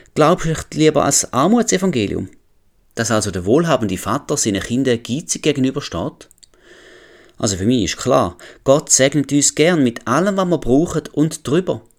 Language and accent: German; Switzerland; als Schweizer